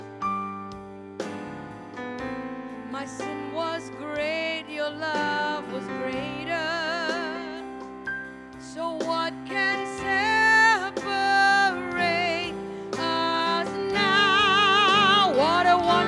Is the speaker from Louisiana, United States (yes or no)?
yes; Louisiana, United States; I'm from Louisiana